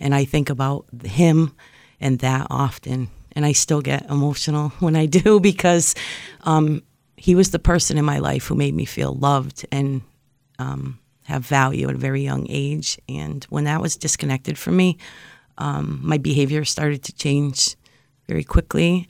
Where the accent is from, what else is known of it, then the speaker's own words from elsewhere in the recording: Springfield, United States; I grew up in Springfield